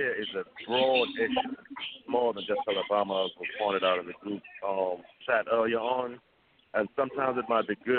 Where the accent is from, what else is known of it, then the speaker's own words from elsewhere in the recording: Uganda; I'm originally from Uganda.